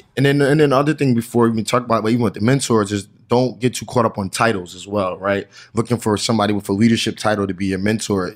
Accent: New Jersey, United States; I'm from New Jersey

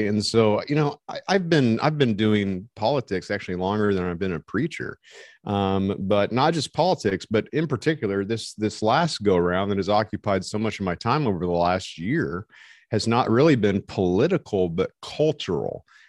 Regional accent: Montana, United States; So we're from Eastern Montana.

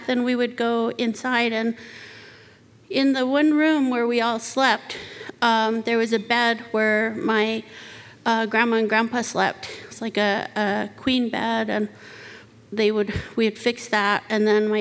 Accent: Arizona, United States; When I was little, I grew up on the Navajo Reservation

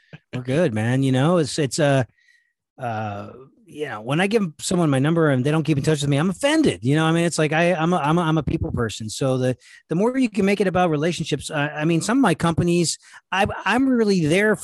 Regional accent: El Paso, Texas, United States; moved away; I grew up in El Paso.

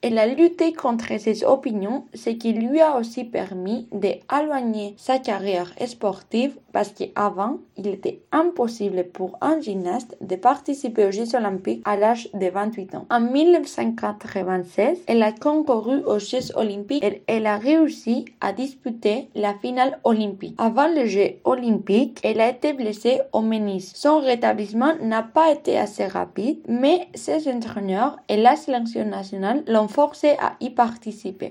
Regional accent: Vitoria-Gasteiz, Basque Country, Spain; French is a second language; moved away as an adult; now in Bordeaux, France; c'est ma ville natale

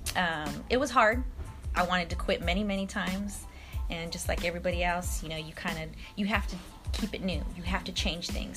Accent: Stockton, California, United States; also born or lived in Oakland, California; I'm from Stockton. Um, I was born in Oakland, raised in Stockton.

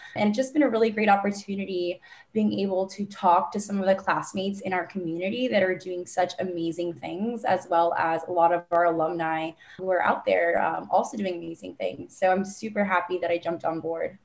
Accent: Miami, Florida, United States; moved away as an adult; now in New York, United States; I'm originally from Miami, Florida, born and raised

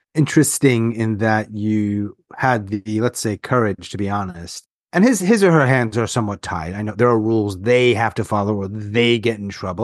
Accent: New York, United States; I'm from New York

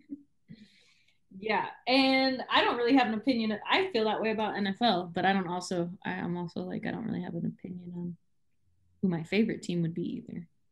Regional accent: San Diego, California, United States; I'm from San Diego

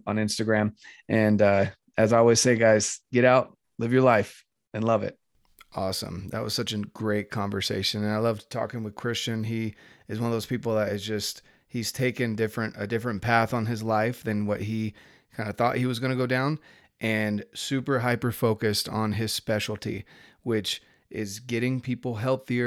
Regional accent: North Carolina, United States; moved away; I grew up in North Carolina

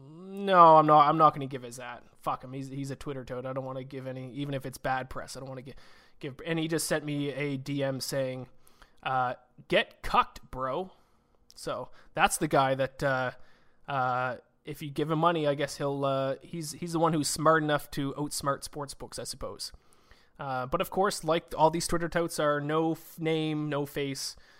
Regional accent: Canada; also born or lived in Nova Scotia; me being Canadian, uh, living out in Nova Scotia on the East Coast here

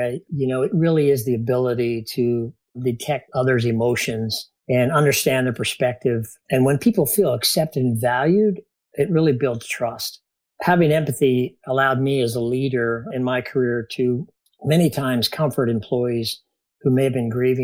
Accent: Shelley, Idaho, United States; also born or lived in Bainbridge, Maryland; we ended up in a small town of Shelley, Idaho, believe it or not, where I grew up

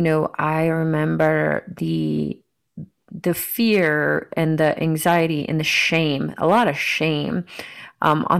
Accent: Marietta, Georgia, United States; moved away; also born or lived in Miami, Florida; anyone else who's from Marietta, Georgia

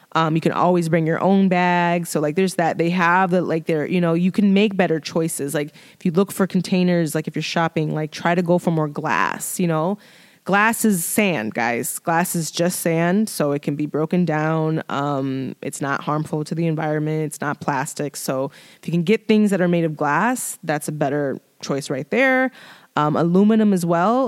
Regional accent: Chicago, Illinois, United States; I'm from Chicago

